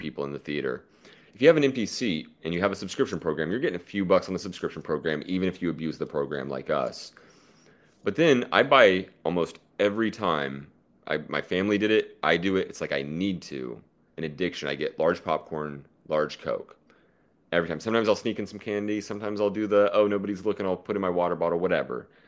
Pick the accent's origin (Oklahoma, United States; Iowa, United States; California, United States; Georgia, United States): Oklahoma, United States; I'm from Oklahoma